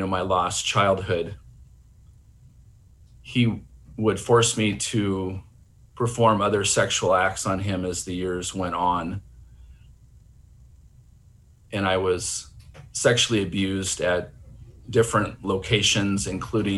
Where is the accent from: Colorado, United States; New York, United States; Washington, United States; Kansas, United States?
Washington, United States; Seattle; My brother Matt and I were raised in Seattle, Washington